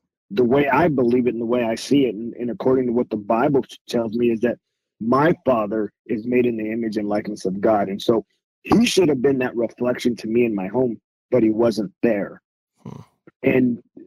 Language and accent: English; Whittier, California, United States; moved away as an adult; I grew up in Whittier, California. So that's originally where I'm from.